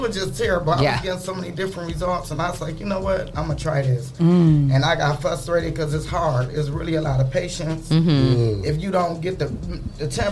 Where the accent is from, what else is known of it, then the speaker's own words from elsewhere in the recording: Toledo, Ohio, United States; I'm from Toledo. I went to school over Nathan Hill, DeVoe, and DeVilbus High School